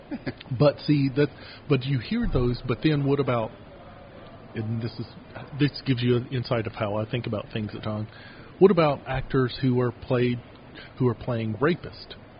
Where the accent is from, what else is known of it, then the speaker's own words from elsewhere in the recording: Kentucky, United States; moved away as an adult; now in Utah, United States; town I grew up in in Kentucky